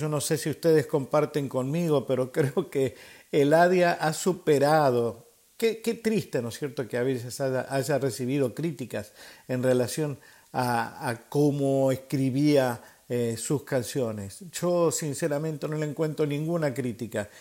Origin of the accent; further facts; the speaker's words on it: Buenos Aires, Argentina; así somos los porteños, así somos los argentinos